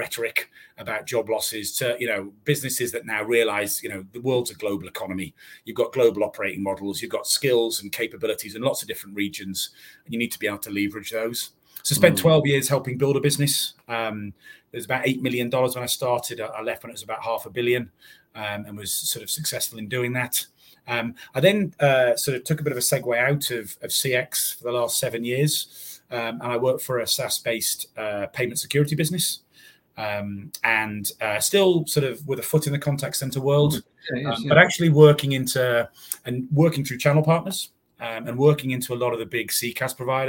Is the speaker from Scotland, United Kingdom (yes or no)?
no; North East England, United Kingdom; accent: Northeast; growing up in the Northeast as a kid, I used to have a very fast, impenetrable accent. I've now just got a very fast accent.